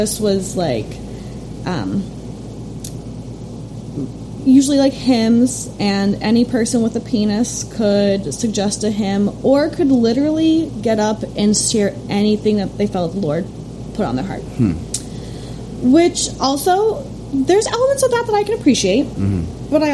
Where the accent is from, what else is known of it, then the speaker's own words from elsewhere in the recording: Chicago, Illinois, United States; I grew up in the suburbs of Chicago.